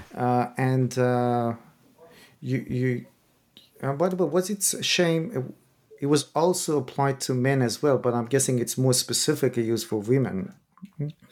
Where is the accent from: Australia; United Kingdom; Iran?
Iran; moved away; I'm originally from Iran myself